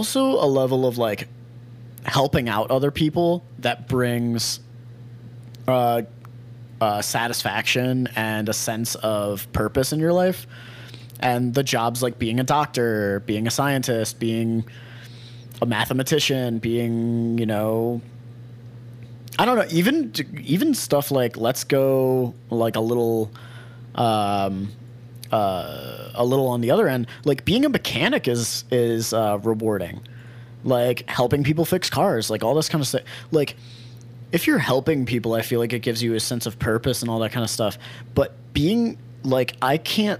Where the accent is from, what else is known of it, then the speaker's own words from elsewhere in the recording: Lancaster County, Pennsylvania, United States; it's Lancaster County Coffee. So this is my hometown. This is where I grew up